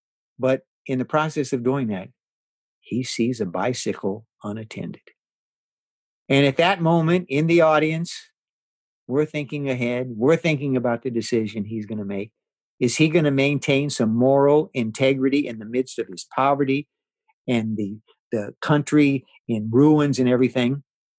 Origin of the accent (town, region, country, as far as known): United States